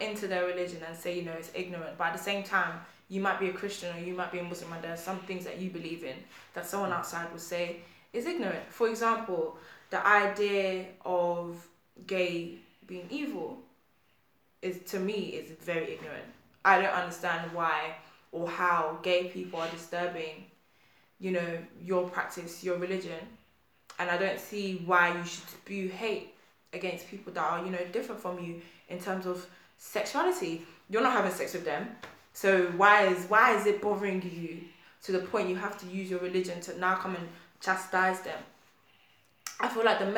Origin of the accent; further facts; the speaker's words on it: Nigeria; I'm Nigerian